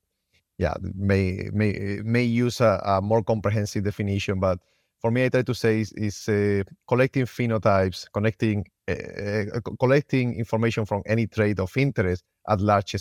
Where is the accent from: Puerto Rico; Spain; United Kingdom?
Spain; English is a second language; moved away as an adult; also born or lived in Finland; Yeah, I'm originally from Spain. I always wanted to be a veterinarian. So I went to college and I became a vet. I didn't find an attractive job in Spain, so I ended up moving to Finland